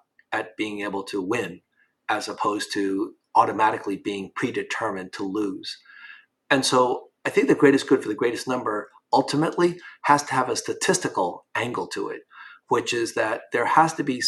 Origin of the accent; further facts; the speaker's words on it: New York, United States; when I grew up in New York in the 1960s and 70s